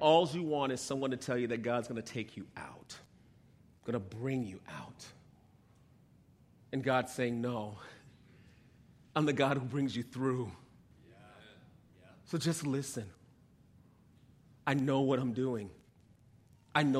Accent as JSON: {"language": "English", "region": "New York", "country": "United States", "tie": "born or raised there", "moved": "as an adult", "said": "I grew up in New York, so here we are on Long Island visiting family"}